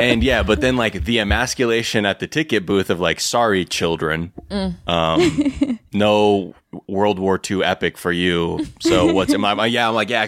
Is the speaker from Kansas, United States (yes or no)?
no; Los Angeles, California, United States; I grew up in the Valley.